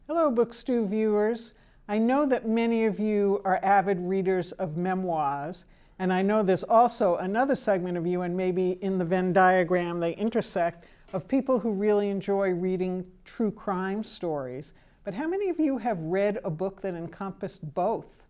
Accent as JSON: {"language": "English", "region": "New York", "country": "United States", "moved": "as an adult", "lives_now": "Massachusetts, United States", "said": "I'm from New York."}